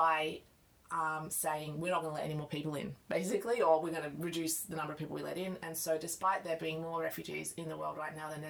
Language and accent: English; Australia; being Australian